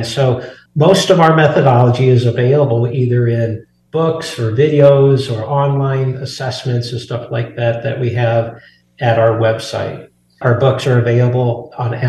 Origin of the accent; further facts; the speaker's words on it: Burlington, Iowa, United States; moved away as an adult; now in Colorado, United States; I'm actually an Iowa native. I grew up in Burlington, Iowa, but I've been in Colorado for over 30 years now